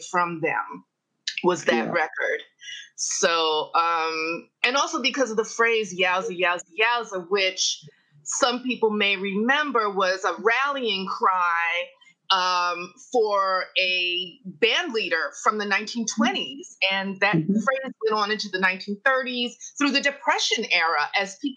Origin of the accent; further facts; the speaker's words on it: New York City, New York, United States; I am from New York City